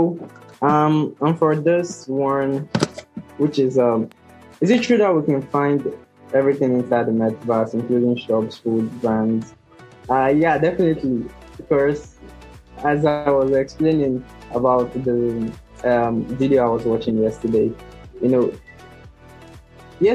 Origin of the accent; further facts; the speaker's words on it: Nigeria; also born or lived in Lagos, Nigeria; I'm from Nigeria